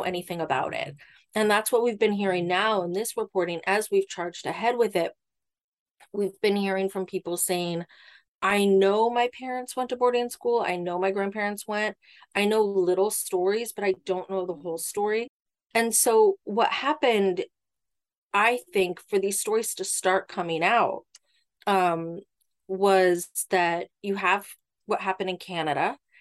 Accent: Ireland; I'm Irish

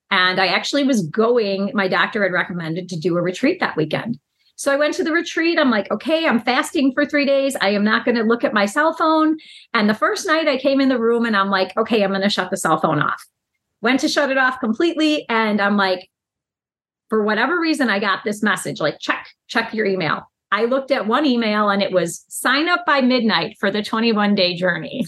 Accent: Chicago, Illinois, United States; I am from Chicago, lifelong resident

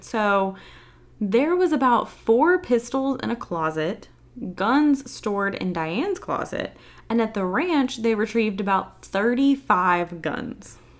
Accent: the South, United States; I'm from the South

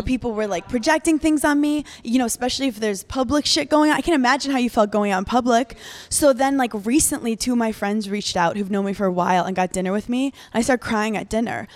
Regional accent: New York City, New York, United States; I grew up in New York City, so I grew up in Brooklyn where you don't know your neighbors

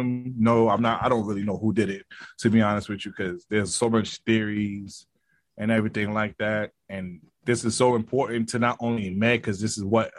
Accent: New York City, New York, United States; I'm from Brooklyn. I rep Brooklyn hard

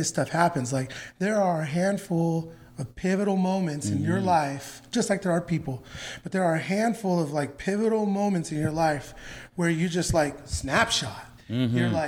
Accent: California, United States; moved away as an adult; now in Nashville, United States; I grew up in California.

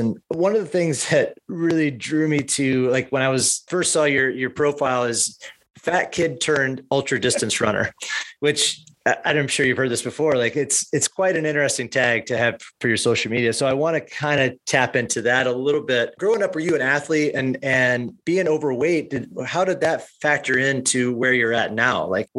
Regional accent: Peoria, Illinois, United States; I grew up in the Midwest, and as most Midwest families do, we Peoria, Illinois area families

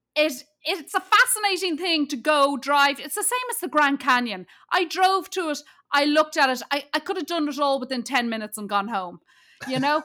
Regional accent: Ireland; I'm from Ireland

